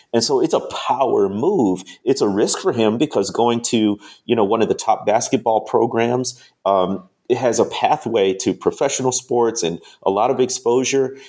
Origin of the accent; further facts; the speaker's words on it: Chicago, Illinois, United States; moved away; also born or lived in Mississippi; I grew up in the Chicagoland area